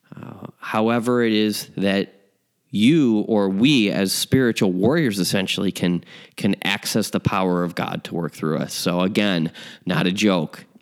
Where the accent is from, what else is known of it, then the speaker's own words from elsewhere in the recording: Chicago, Illinois, United States; my hometown, uh, Chicago.